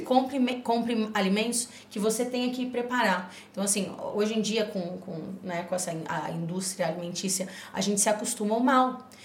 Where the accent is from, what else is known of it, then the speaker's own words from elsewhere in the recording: Rio Grande do Sul, Brazil; eu sou do Rio Grande do Sul